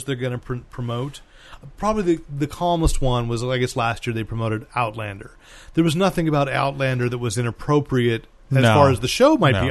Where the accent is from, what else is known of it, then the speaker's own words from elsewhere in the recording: Bay Area, California, United States; I was 11 years old, growing up in the Bay Area